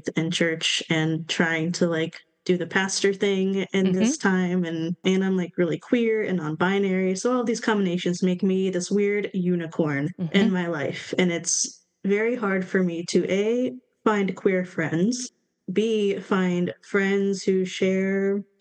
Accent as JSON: {"language": "English", "region": "South Carolina", "country": "United States", "said": "I'm from the South. I'm from South Carolina"}